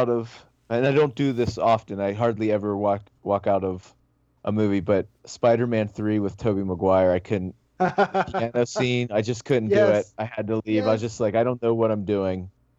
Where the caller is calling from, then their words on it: Washington, District of Columbia, United States; Yeah, Washington, D.C., Capitol Hill.